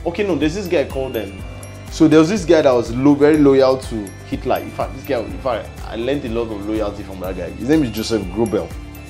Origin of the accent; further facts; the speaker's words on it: China; I remember when I was growing up in China, that used to be a thing of saying, go to where you are celebrated, not where you are tolerated.